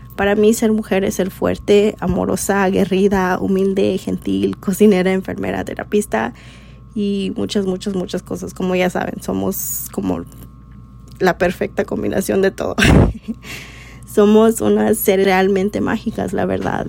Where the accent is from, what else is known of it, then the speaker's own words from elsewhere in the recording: Elkhart, Indiana, United States; first language Spanish; also born or lived in Acapulco, Guerrero, Mexico; now in Chicago, United States; Y cuando cumplí cinco años, nos movimos a un pueblo que se llama Elkhart, Indiana y viví en Indiana 23 años